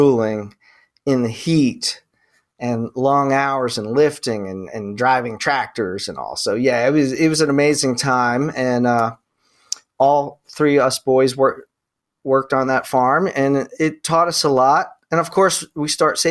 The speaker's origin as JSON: {"language": "English", "town": "Mantua", "region": "New Jersey", "country": "United States", "tie": "born or raised there", "said": "I grew up in the Jersey farms, the tomato farms and peach farms"}